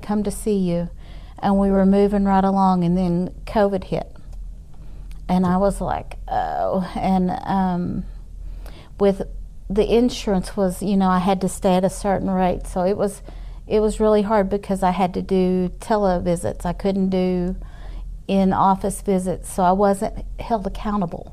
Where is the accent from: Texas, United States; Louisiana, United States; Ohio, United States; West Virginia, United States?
Texas, United States; Amarillo; also born or lived in Tyler, Texas / Houston, Texas; was raised here most of my life